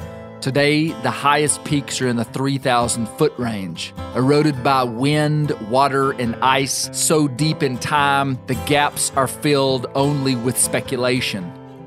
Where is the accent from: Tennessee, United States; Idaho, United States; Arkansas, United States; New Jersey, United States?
Arkansas, United States; Mena; You see, I grew up in Mena, Arkansas, in the western Washitas.